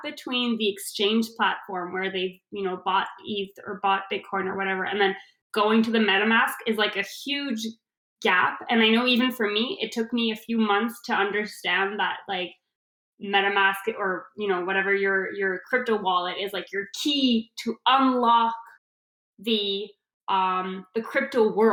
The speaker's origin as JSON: {"language": "English", "country": "Canada", "said": "I'm Canadian"}